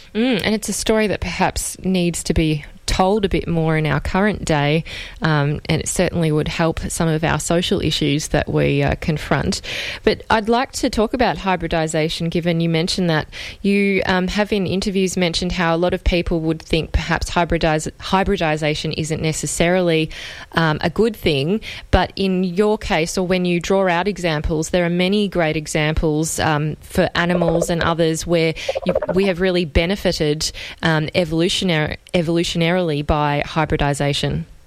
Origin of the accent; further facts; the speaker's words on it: Australia; as an Australian